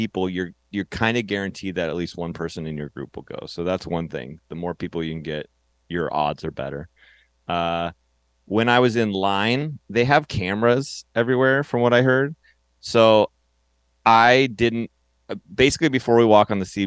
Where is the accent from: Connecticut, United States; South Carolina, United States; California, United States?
California, United States; Turlock; now in Los Angeles, United States; I was from Turlock, California, which is my hometown up north